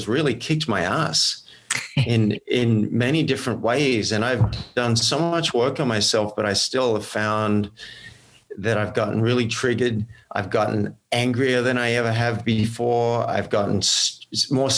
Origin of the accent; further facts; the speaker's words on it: Australia; now in Boulder, United States; I'm Australian originally